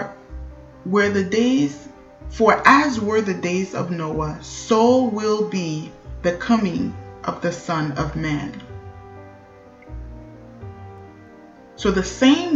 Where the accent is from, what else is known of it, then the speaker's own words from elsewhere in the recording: Haiti; My hometown in Haiti, Gouamon